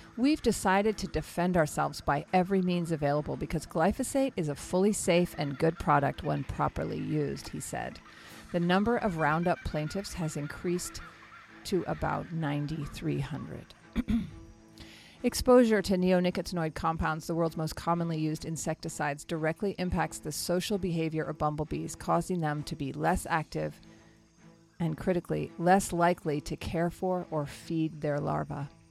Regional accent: New Mexico, United States; My home state

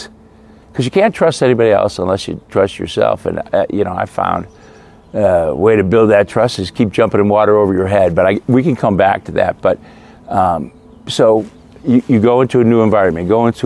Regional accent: Midwest, United States; I grew up in the Midwest, great Midwestern values

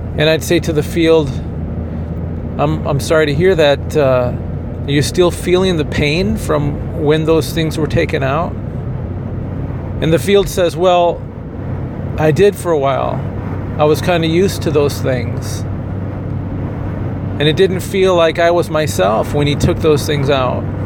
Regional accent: Kalamazoo, Michigan, United States; moved away; also born or lived in Indiana; I had to commute to my hometown of Kalamazoo every day from Indiana

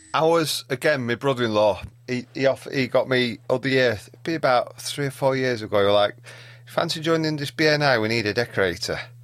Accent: Yorkshire and the Humber, United Kingdom; being Yorkshireman

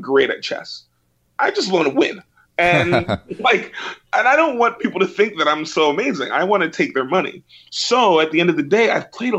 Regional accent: New York City, New York, United States; I grew up in Brooklyn

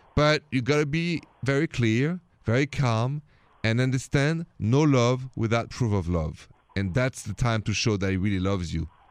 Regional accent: France; accent: French; English is a second language; now in United States; I'm from France.

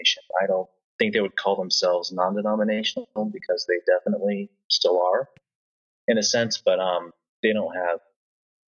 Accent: Marion, Indiana, United States; also born or lived in Wabash, Indiana / Fairmount, Indiana; now in Indianapolis, United States; I grew up in, well, first off, Wabash, and then Marion, then Fairmount, so mostly the Marion area

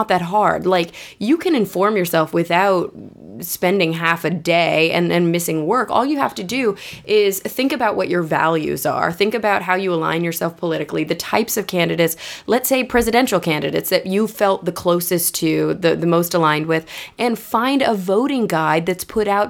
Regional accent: Plano, Texas, United States; moved away as an adult; also born or lived in New York; I grew up in Plano, Texas, which is a suburb of Dallas

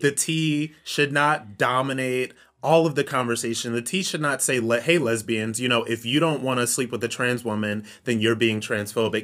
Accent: Ohio, United States; I'm from Ohio

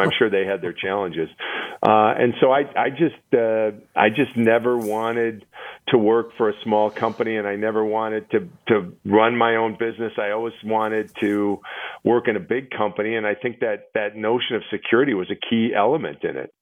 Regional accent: Milwaukee, Wisconsin, United States; my hometown of Milwaukee

